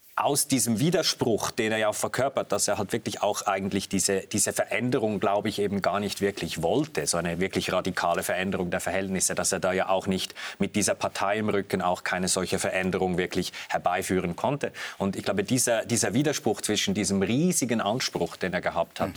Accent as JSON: {"language": "German", "country": "Switzerland", "said": "als Schweizer"}